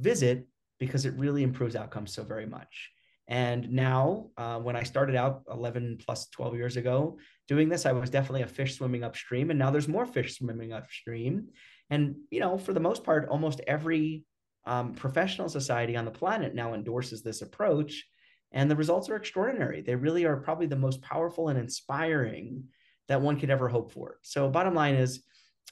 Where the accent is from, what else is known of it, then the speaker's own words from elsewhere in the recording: New York, United States; I grew up in New York